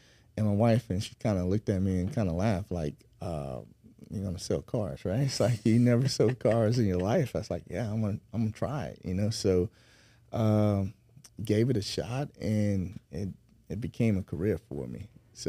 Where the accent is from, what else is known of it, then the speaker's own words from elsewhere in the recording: Century, Florida, United States; I'm actually from Century, Florida, small town outside of Pensacola.